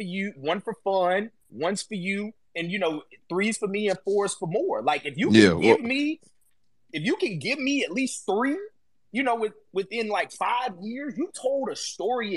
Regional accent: below the Mason-Dixon line, the South, United States; I grew up below the Mason-Dixon line

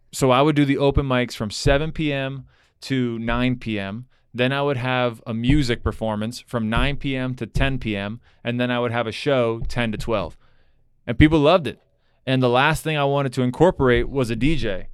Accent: Broward County, Florida, United States; now in Miami, United States; I grew up in Broward

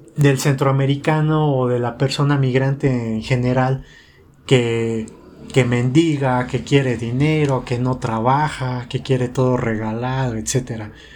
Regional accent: Mexico City, Mexico; accent: chilango; pues yo soy mexicana

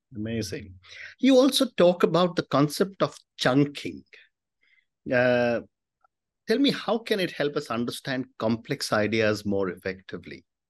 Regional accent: India; as an Indian, from the time I was a child, we were never allowed to give up maths

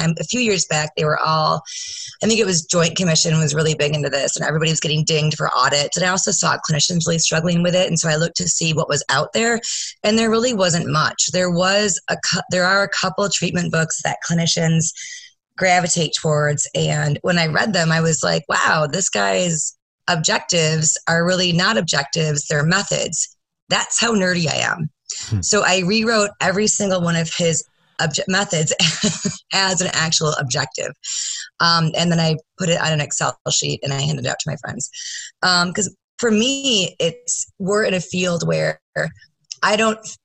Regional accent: Grand Rapids, Michigan, United States; I am from Grand Rapids, Michigan

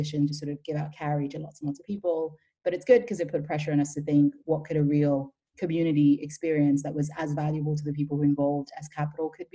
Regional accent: Ireland; moved away as an adult; also born or lived in Nigeria / Dublin, Ireland / London, United Kingdom; now in Berlin, Germany; So I grew up mostly in Ireland, between Nigeria and Ireland.

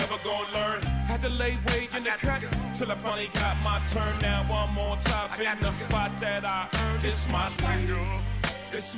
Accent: Benin; I'm from Benin

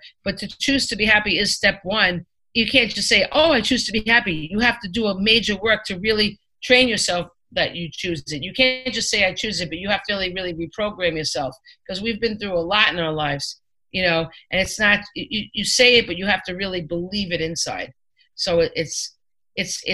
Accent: Five Towns, New York, United States; I grew up in the Five Towns, which is pretty wealthy

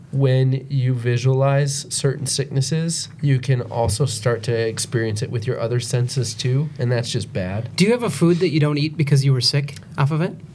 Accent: Minnesota, United States; It does because we're from Minnesota, hmm.

